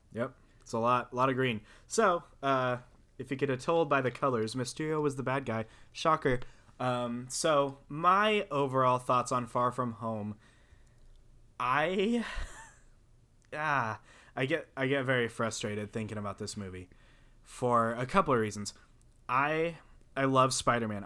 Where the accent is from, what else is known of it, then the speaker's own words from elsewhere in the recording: the South, United States; I'm from the South